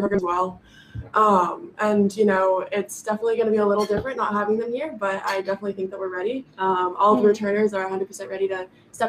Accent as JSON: {"language": "English", "town": "San Diego", "region": "California", "country": "United States"}